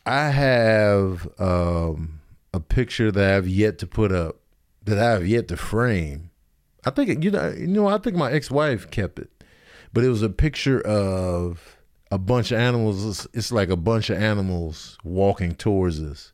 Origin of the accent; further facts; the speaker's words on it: Chicago, Illinois, United States; also born or lived in Grand Rapids, Michigan; I was born in Grand Rapids, and then we immediately went back to Chicago